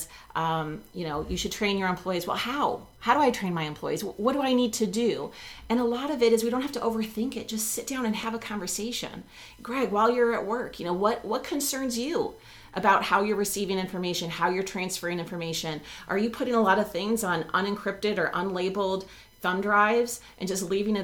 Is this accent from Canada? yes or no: no; Texas, United States; now in Buffalo, United States; I grew up in Texas